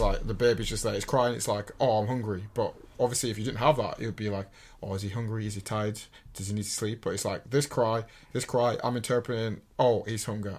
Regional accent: England, United Kingdom; we're English

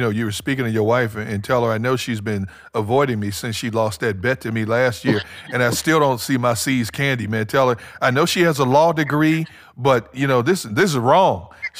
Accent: Wisconsin, United States; I was born in Wisconsin.

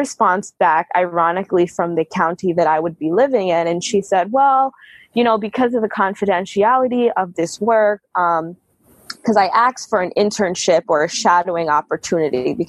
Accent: New York, United States; moved away; also born or lived in New Jersey / Michigan; I grew up in New York and then my family moved to New Jersey.

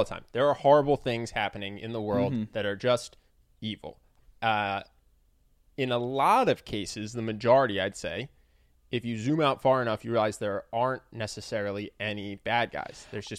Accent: United States; as an American.

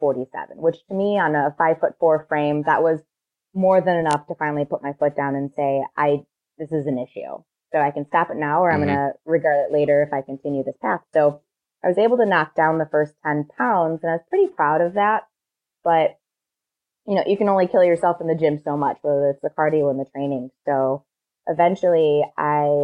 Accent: Ohio, United States; now in Chicago, United States; I'm from Ohio.

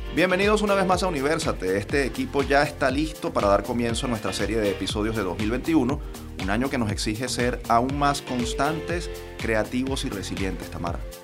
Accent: Venezuela; como venezolanos

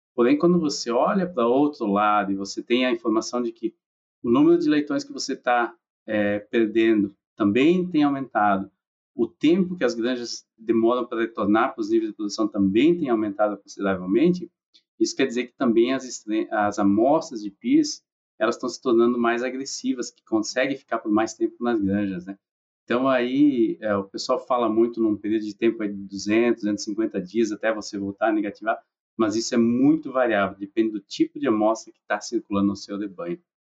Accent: Xavantina, Santa Catarina, Brazil; moved away as an adult; also born or lived in Lages, Santa Catarina; now in Iowa, United States; Sou natural de Santa Catarina, né? nasci numa cidade chamada Chavantina

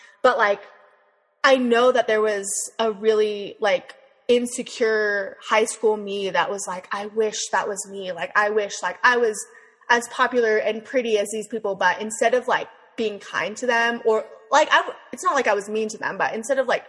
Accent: Las Vegas, Nevada, United States; moved away as an adult; I was from Vegas

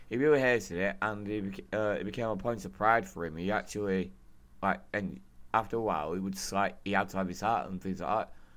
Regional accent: United Kingdom; I'm British

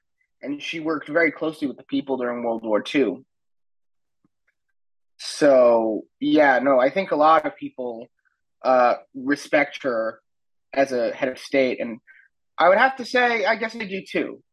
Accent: United States; also born or lived in Israel; I'm an American

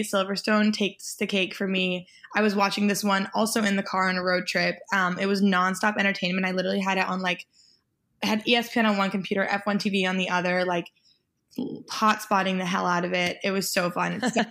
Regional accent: Mexico; born there; Even though I was born in Mexico and he was too, he's actually fully Italian.

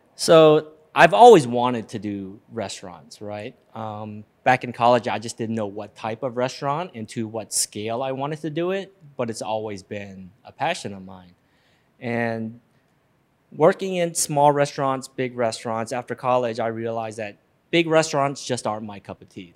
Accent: Memphis, Tennessee, United States; Born and raised in Memphis, Tennessee

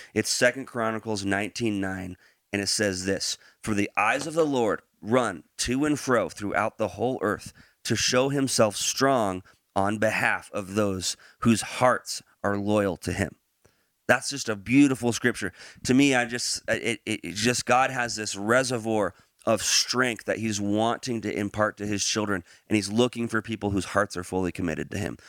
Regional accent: Branson, Missouri, United States; moved away; We're from Branson

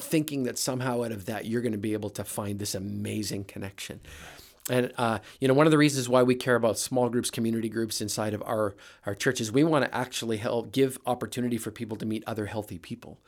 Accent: Brandon, Manitoba, Canada; moved away as an adult; now in United States; grew up in Manitoba, Toba in a little town called Brandon

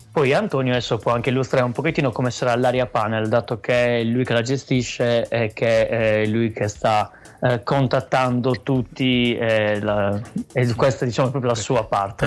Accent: Sassari, Sardinia, Italy; in Sardegna, cioè, mm, quindi nella mia terra, cioè nella nostra terra, nella nostra città

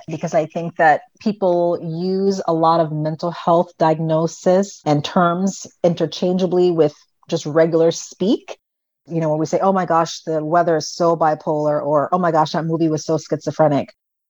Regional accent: U.S. Virgin Islands; And I grew up on an island. So I grew up in the Virgin Islands. And we're surrounded by water.

